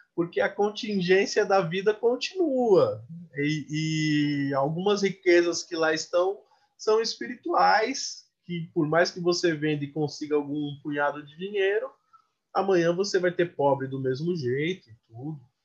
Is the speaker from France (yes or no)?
no; São Paulo, Brazil; first language Portuguese; eu sou da periferia de São Paulo